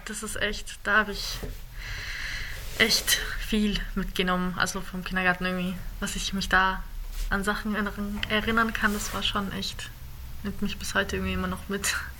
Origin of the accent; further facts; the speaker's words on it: Germany; ich bin in Deutschland, ich bin hier aufgewachsen.